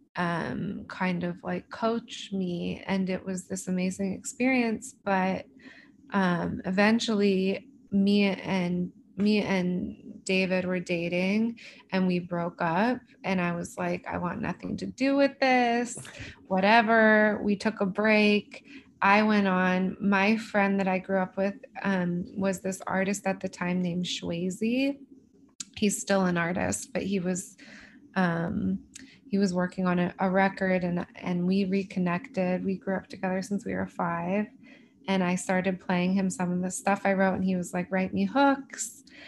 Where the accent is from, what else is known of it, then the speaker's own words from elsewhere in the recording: Los Angeles, California, United States; I'm from